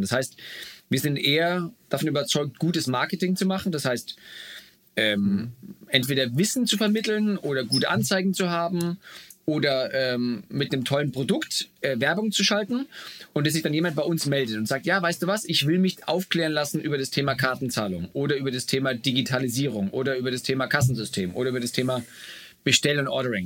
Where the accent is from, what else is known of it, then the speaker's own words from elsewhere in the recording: Bamberg, Bavaria, Germany; moved away as an adult; also born or lived in Munich / United States; now in Berlin, Germany; aus meiner Heimatstadt Bamberg